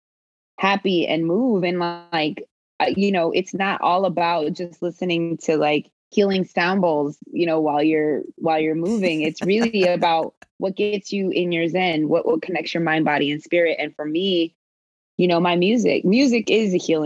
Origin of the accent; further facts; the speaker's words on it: Baltimore, Maryland, United States; also born or lived in New Orleans, Louisiana; now in Houston, United States; I was born in New Orleans, raised in Baltimore.